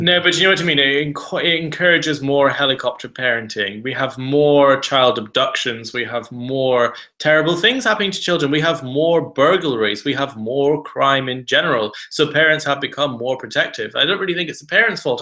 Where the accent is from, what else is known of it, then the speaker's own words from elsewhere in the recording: Ireland; I grew up in Southern Ireland, a very rural area where kids were only going out in the street